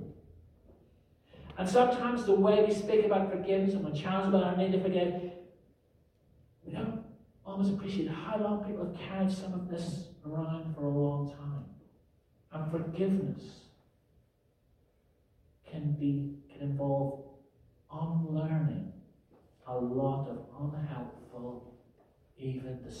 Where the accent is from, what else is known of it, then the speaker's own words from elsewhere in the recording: Northern Ireland, United Kingdom; the 30-year troubles that consumed my home country when I was growing up